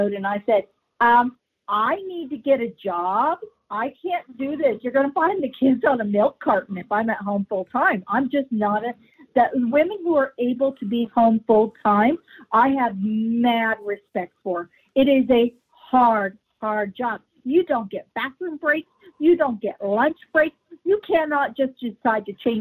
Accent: Wichita, Kansas, United States; moved away as an adult; also born or lived in Las Vegas, Nevada; now in Calgary, Canada; I'm originally from Wichita, Kansas, ended up like a lot of young people, needing to find opportunity

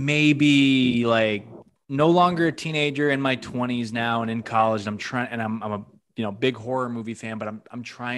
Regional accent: Western Massachusetts, United States; I think it was playing at some art house theater near where I grew up. I'm from New England too. I'm from Massachusetts. I'm from Western Mass.

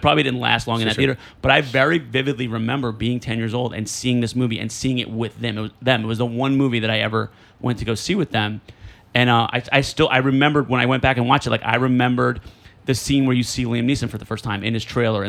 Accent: Elizabeth, New Jersey, United States; moved away; when I was growing up in Elizabeth

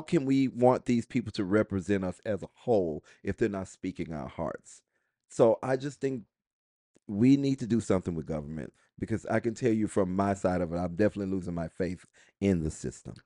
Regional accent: United States; I am proud of being an American

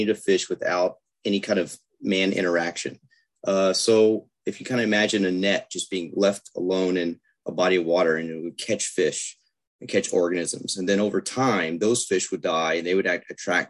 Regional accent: Lake Corpus Christi, Texas, United States; growing up on Lake Corpus Christi

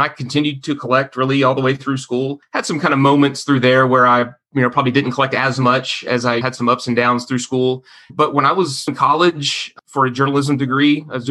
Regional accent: Garland, Texas, United States; Garland in my hometown.

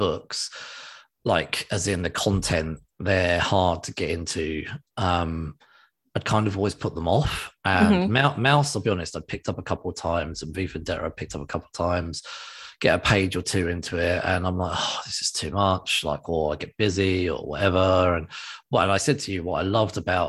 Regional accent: England, United Kingdom; I'm English

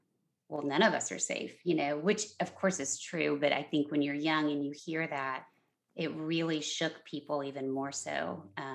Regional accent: San Antonio, Texas, United States; now in Los Angeles, United States; my hometown of San Antonio, Texas

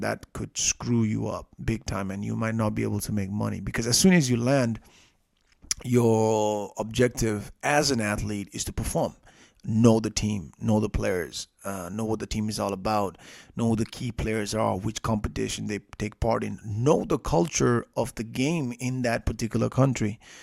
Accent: Nepal; I'm from Nepal

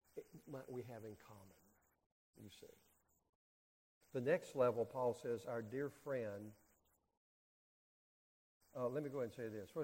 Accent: North Carolina, United States; I grew up in North Carolina

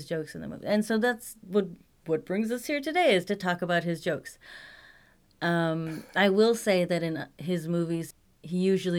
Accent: Midwest, United States; accent: Midwestern; my Midwestern accent.

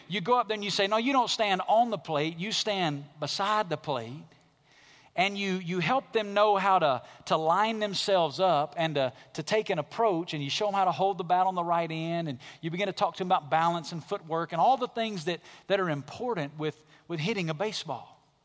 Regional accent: Alabama, United States; moved away as an adult; Growing up in Alabama, a regular part of life in Alabama is tornadoes. I was born and raised there, lived there till I was about twenty-three years old

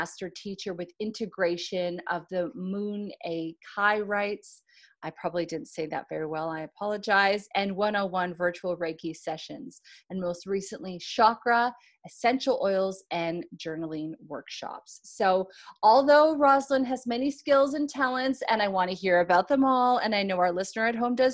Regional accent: Canada; now in Australia; I'm a Canadian living in Australia

